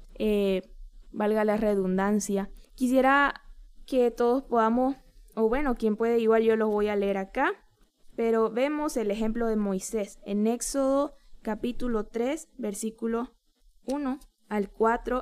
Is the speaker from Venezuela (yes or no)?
no; Bolivia; un pastor demasiado significativo en mi país ha partido con el Señor